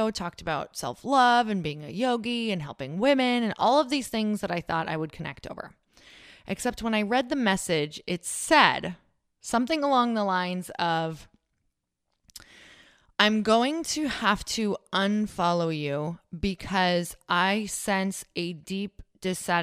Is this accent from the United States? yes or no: yes; Upper Michigan, United States; from Upper Michigan